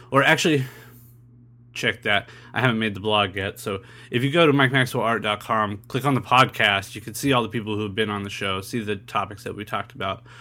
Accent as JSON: {"language": "English", "region": "California", "country": "United States", "said": "I'm from California"}